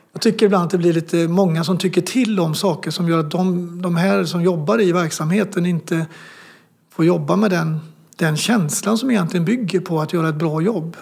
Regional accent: Sweden; som svensk

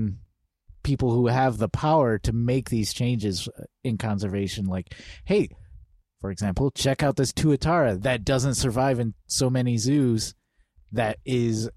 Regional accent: Michigan, United States; now in Portland, United States; I grew up in Michigan. All my family's in Southeast Michigan

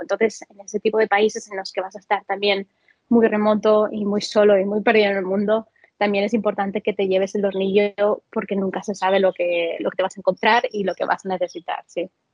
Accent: Valencian Community, Spain; moved away; madre mía, si alguien me oyese aquí de Valencia

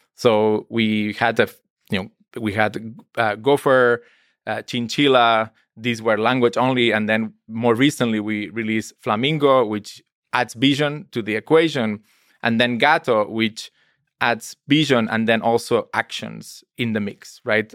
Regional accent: Spain; I'm from Spain.

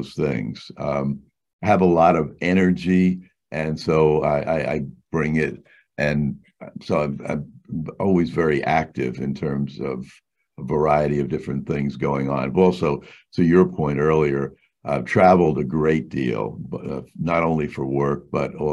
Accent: New York City, New York, United States; I grew up in New York City, basically a street kid

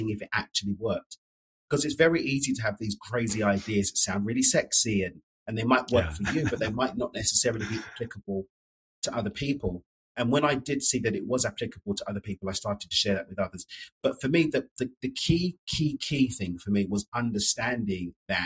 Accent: London, United Kingdom; moved away as an adult; now in Mexico; So I'm from East London in the UK, but I moved to Mexico back in 2018

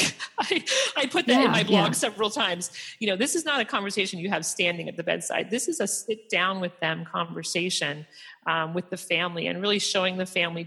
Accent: Philadelphia, Pennsylvania, United States; now in Boston, United States; I'm from Philadelphia and I live in Boston

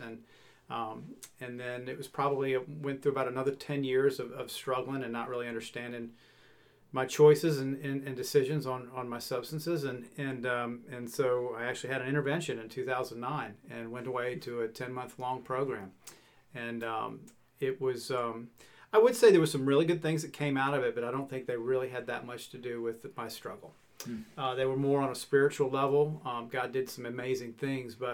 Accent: Virginia, United States; moved away; also born or lived in the South; I grew up in Virginia, but I've been in the South for the last 20 years

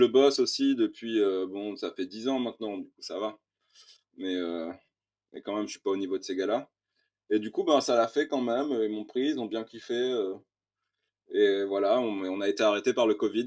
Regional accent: Réunion; En tant que réunionnais

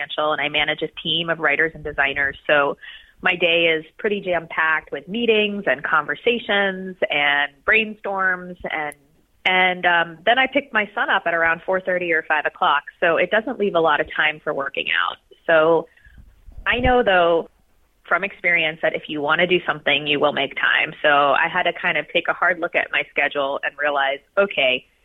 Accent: Columbus, Ohio, United States; I grew up in Columbus, Ohio

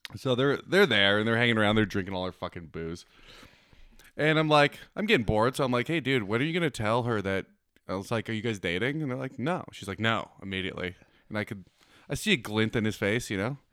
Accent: Manitoba, Canada; moved away; I grew up in Manitoba

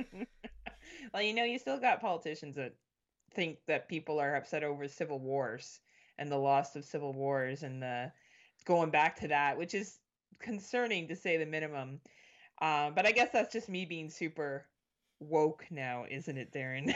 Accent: Canada; I'm Canadian

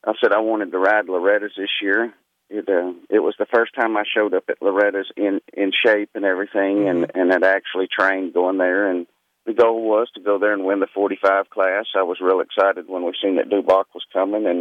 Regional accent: Texas, United States; I grew up in Texas

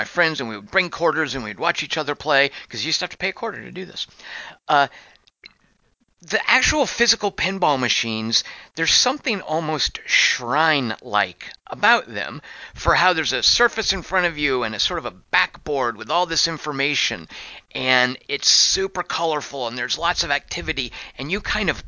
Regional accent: Arkansas, United States; also born or lived in Little Rock, Arkansas; When I was a kid growing up in Arkansas, we moved around a lot

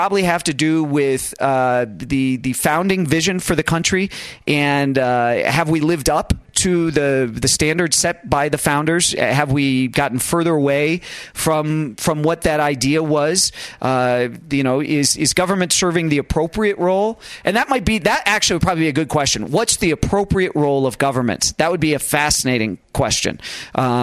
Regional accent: United States; as an American

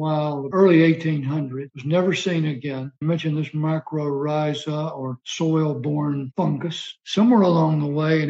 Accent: Alabama, United States; moved away as an adult; also born or lived in Germany / Maryland; growing up in Alabama

